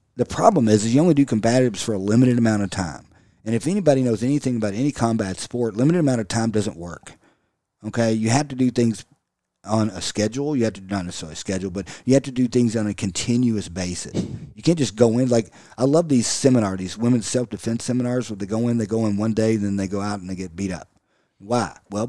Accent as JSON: {"language": "English", "country": "United States", "said": "Anything military, I absolutely love it because I'm American."}